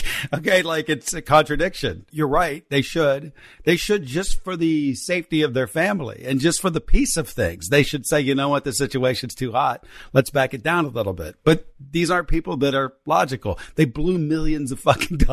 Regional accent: West Virginia, United States; growing up in West Virginia

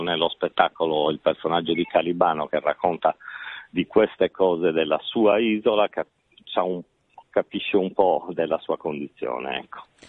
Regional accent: Sardinia, Italy; da sardo

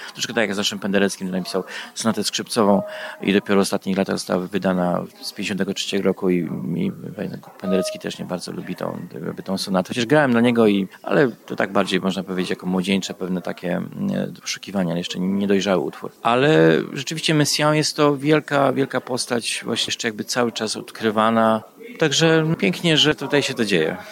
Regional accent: Canada; ja też jestem Kanadyjczykiem

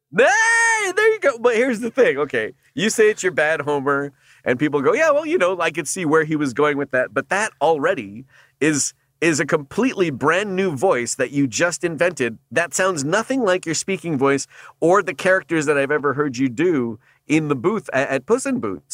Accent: Canada; now in United States; being a Canadian

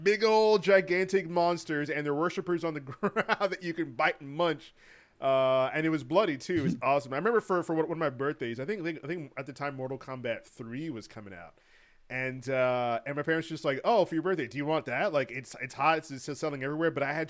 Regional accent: Miami, Florida, United States; When I was growing up in Miami, there was a big old spot, a really hot spot to have your birthday and to hang out.

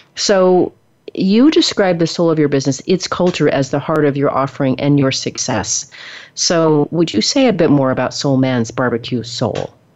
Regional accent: the Northwest, Pacific Northwest, United States; moved away as an adult; now in Texas, United States; I've only been in Texas for 15 years. I'm from the Northwest originally

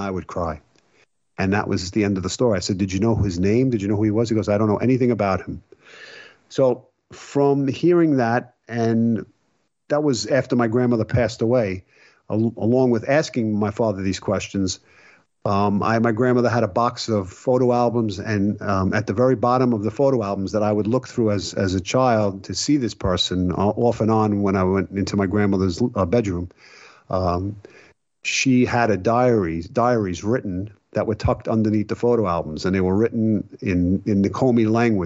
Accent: New York City, New York, United States; I grew up in Brooklyn

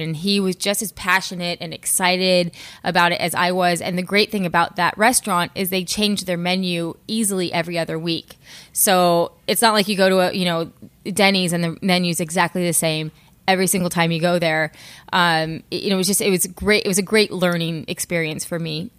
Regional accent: California, United States; born and raised in California, um, in the high desert

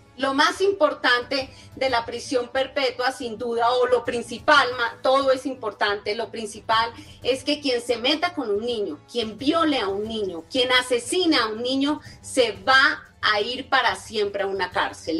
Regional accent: Colombia; nosotros sí somos mejores colombianos

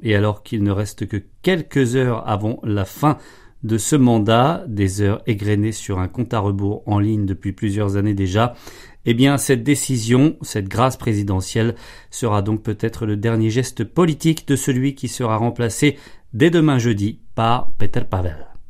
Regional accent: DR Congo; now in Zambia; je viens de République démocratique du Congo

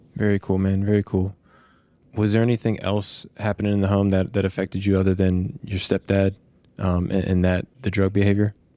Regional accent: Petersburg, Virginia, United States; I grew up in Virginia

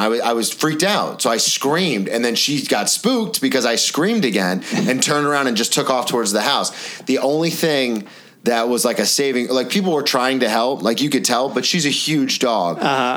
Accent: the South, United States; moved away; I'm from the South

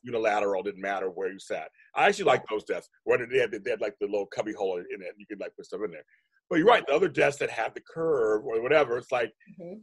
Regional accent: Inglewood, California, United States; I'm from Inglewood

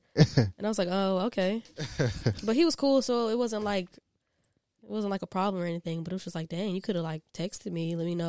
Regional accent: Columbia, South Carolina, United States; I am from Columbia, South Carolina, not too far from here. I grew up as a military brat, only child, and yeah, it's not much to tell.

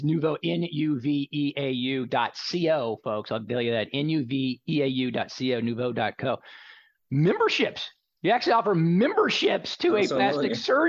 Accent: Texas, United States; You know, I learned a long time ago, you know, growing up in Texas, that moisturizing your skin.

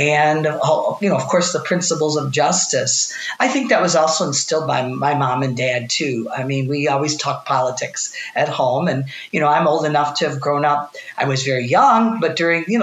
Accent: Southfield, Michigan, United States; I'm from the metropolitan Detroit area. I grew up in Southfield, and I've spent my whole life in Michigan

